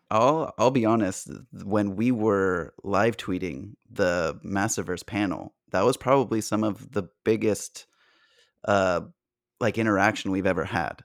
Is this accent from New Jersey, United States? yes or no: no; San Diego, California, United States; growing up in San Diego